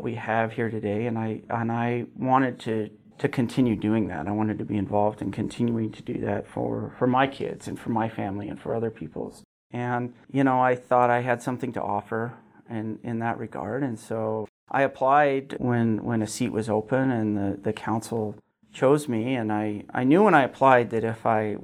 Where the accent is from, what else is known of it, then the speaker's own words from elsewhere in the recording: Gillette, Wyoming, United States; also born or lived in Newcastle, Wyoming; I was actually born in Newcastle. Both my parents are from Newcastle, but I grew up in Gillette